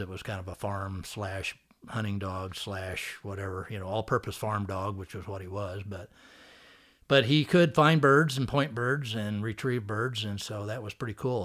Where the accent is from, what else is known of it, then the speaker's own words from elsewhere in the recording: Missouri, United States; moved away; I grew up in Missouri